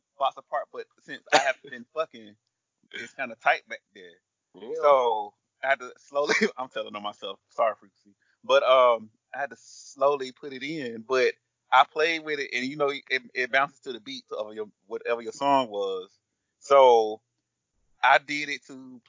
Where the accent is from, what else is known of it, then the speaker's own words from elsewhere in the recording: the South, United States; like, we from the South, and the reason why we did our podcast because we're from the South.